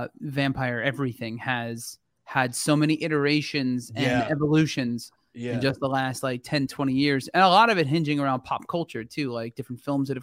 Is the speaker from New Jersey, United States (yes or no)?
yes; New Jersey, United States; But you're from where I'm from. You're a fellow Jersey boy.